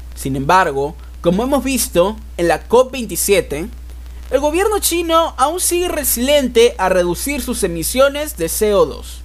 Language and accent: Spanish; Lima, Peru; nuestra querida Lima